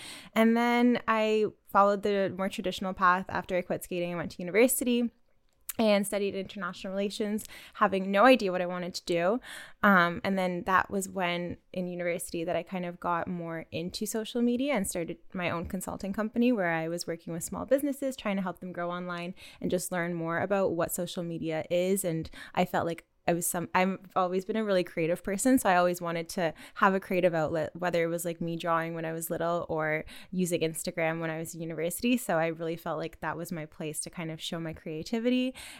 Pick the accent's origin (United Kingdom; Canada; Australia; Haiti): Canada; also born or lived in Russia; I was born in Canada, but spent a lot of time abroad in Russia, which is where half of my family is from. So I grew up skating between here and Russia and was just going back and forth all the time.